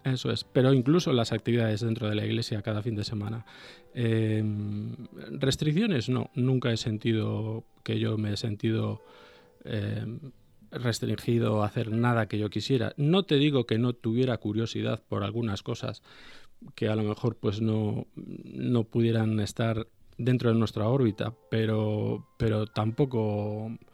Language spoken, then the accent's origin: Spanish; Vigo, Galicia, Spain; moved away as an adult; now in Bilbao, Spain; yo natural soy de Galicia, de una ciudad que se llama Vigo